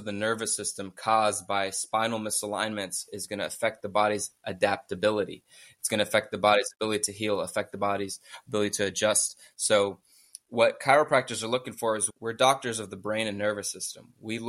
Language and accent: English; Miami, Florida, United States; also born or lived in Coconut Creek, Florida; I was born and raised in Miami